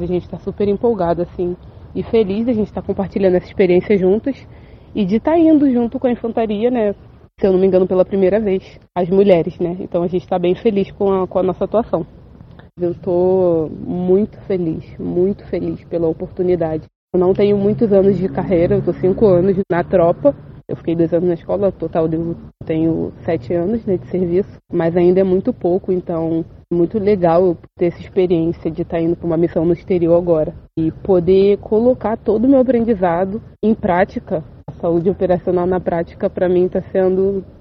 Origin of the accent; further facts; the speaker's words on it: Rio de Janeiro, Brazil; moved away as an adult; now in São Vicente, Brazil; eu sou natural do Rio de Janeiro